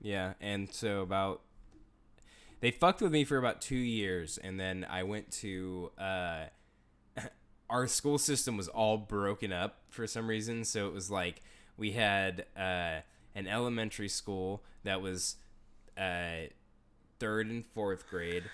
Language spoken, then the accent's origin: English; Houston, Texas, United States; growing up in Houston